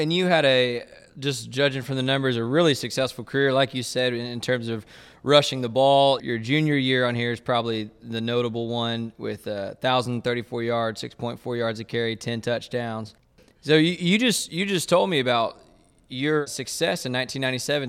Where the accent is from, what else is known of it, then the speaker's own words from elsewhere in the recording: Waco, Texas, United States; growing up in Waco and then, and then going to Baylor